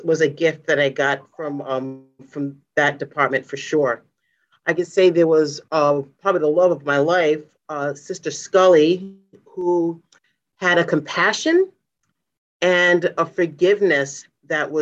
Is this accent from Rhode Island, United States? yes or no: yes; Providence, Rhode Island, United States; I grew up in the Mount Hope section of Providence.